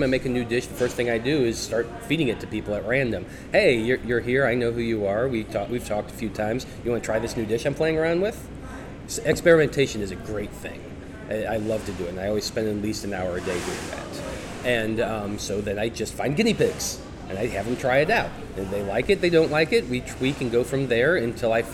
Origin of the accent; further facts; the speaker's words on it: St. Louis, Missouri, United States; I was born in St. Louis, raised in St. Louis.